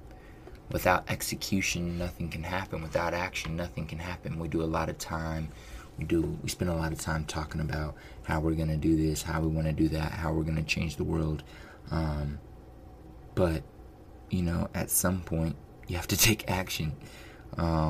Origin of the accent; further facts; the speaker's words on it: United States; you're born in America and you're raised in America